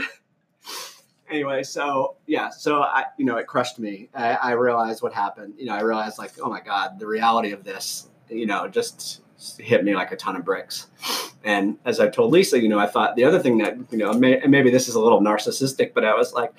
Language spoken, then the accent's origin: English; Fall River, Massachusetts, United States; now in Washington, D.C. area, United States; I grew up about 50 miles south of Boston in an old blue-collar mill town called Fall River, Massachusetts